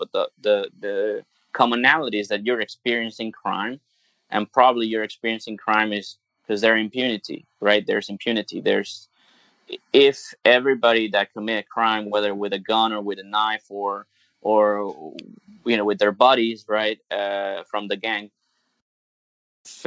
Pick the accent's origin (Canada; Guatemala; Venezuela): Venezuela; English is a second language; moved away as an adult; also born or lived in United States; now in Hong Kong; Growing up in Venezuela